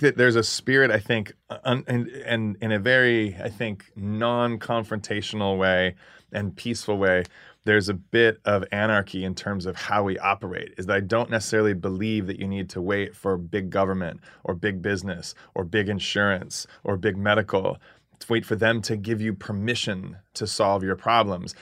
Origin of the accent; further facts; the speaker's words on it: Phoenix, Arizona, United States; also born or lived in California; Phoenix, Arizona. I was born in California. I'm a native Californian, grew up in, in Phoenix.